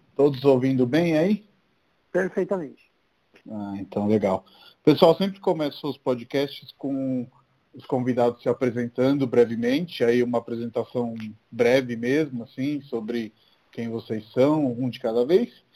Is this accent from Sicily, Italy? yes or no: no; Rome, Lazio, Italy; Portuguese is a second language; moved away as an adult; also born or lived in Brazil; now in São Paulo, Brazil; sou de Roma, sou italiano, estou aqui no Brasil há 10 anos.